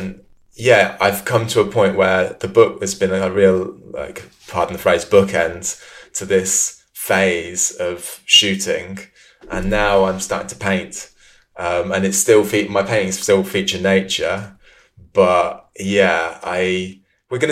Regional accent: Leamington Spa, West Midlands, United Kingdom; moved away; also born or lived in London; I grew up in Leamington Spa, which is pretty much the centre of England

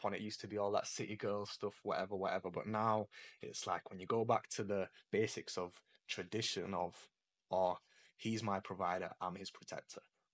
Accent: Leeds, Yorkshire and the Humber, United Kingdom; I'm from Leeds.

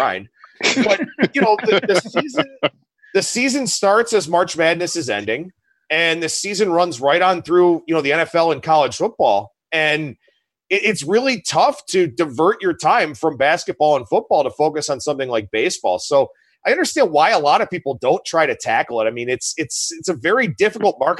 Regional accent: Cleveland, Ohio, United States; growing up in Cleveland, you know, when I was a kid, the Indians were in that run in the 90s

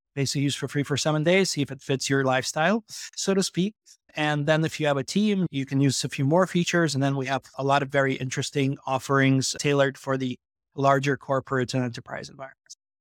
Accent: New York, United States; moved away as an adult; also born or lived in Belarus / Odessa, Ukraine; now in Amsterdam, Netherlands; I was born in Belarus, and when I was nine years old, I came over to New York with my family

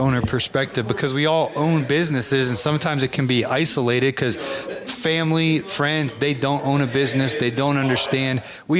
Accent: Ohio, United States; We're from Ohio. It's gray up there. It's cold.

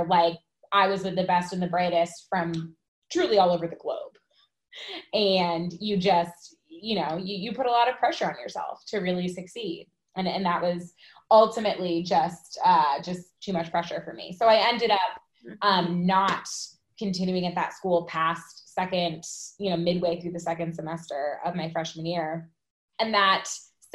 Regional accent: Connecticut, United States; I grew up in Connecticut

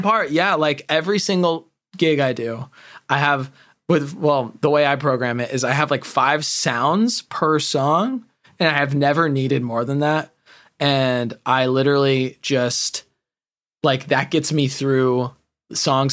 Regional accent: California, United States; I grew up in California

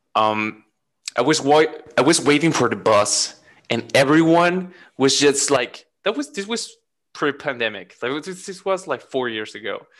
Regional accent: Mexico; now in Germany; I come from Latin America

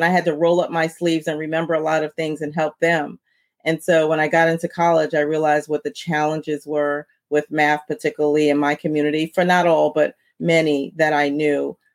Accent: New York City, New York, United States; growing up where I grew up in Brooklyn, New York

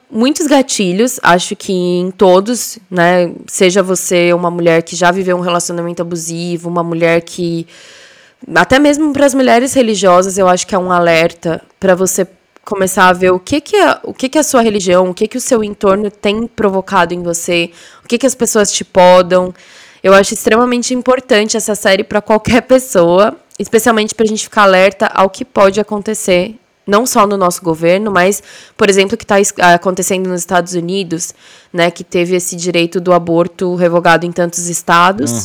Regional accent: Brazil; moved away; já fazem quase 10 anos que a gente mudou de CEP, mas isso não significa que a gente esqueceu ou que deixa de ter amor e orgulho das nossas origens

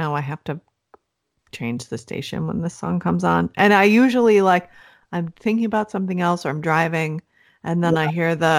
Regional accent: Cleveland, Ohio, United States; We're from Cleveland.

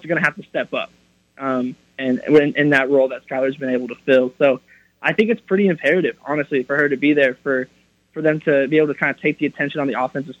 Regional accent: Norman, Oklahoma, United States; I'm born and raised in Norman.

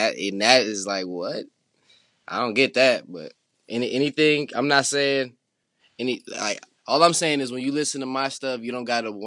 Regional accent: St. Paul, Minnesota, United States; now in Los Angeles, United States; I'm from St. Paul, Minnesota

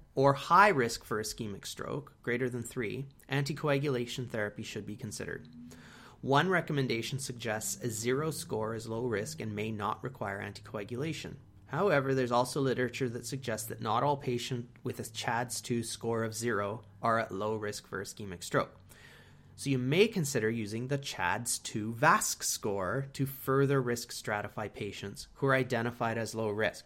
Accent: Canada; we are from Canada

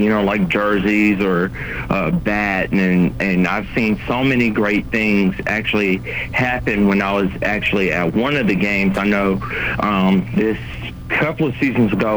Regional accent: Montgomery, Alabama, United States; my hometown of Montgomery

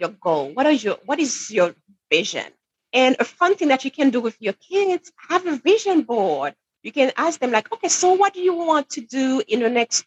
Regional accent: Haiti; now in New Hampshire, United States; I'm originally from Haiti, from the Caribbean, where it's way warmer, by the way, than New Hampshire. But anyway, so growing up in Haiti

